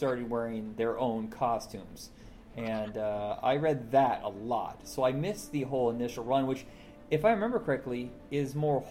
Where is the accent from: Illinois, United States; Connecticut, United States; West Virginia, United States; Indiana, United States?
Indiana, United States; I grew up in Indiana